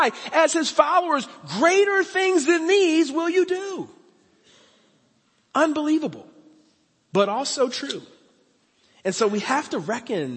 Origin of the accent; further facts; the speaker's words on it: Philadelphia, Pennsylvania, United States; moved away as an adult; now in Cincinnati, United States; I didn't grow up in Cincinnati. I grew up in Philadelphia. That's my home. But Cincinnati is now my home. I live here, and I love it. I've been in Cincinnati for over 22 years